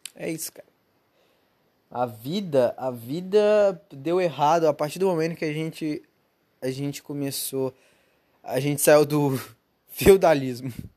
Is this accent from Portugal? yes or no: no; Brazil; moved away; Eu sou brasileiro